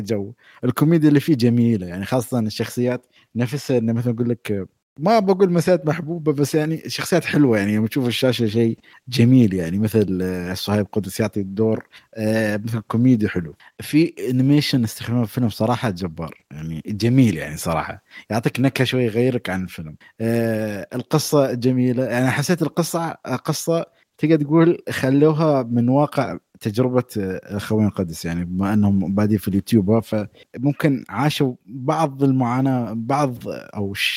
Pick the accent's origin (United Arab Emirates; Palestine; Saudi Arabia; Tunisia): United Arab Emirates; انا اماراتي